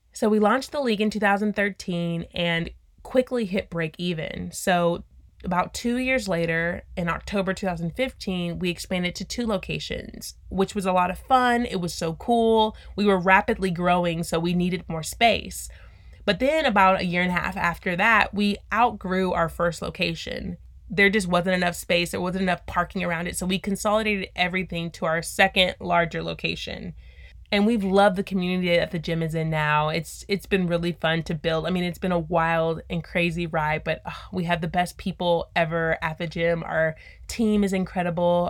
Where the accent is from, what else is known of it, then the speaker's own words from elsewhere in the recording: Texas City, Texas, United States; also born or lived in Austin, Texas; I'm from Texas City, Texas, and went to a super small high school